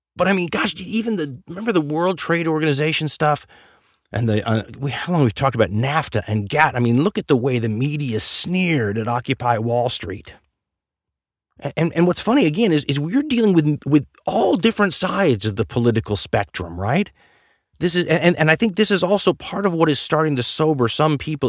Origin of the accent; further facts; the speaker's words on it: United States; as an American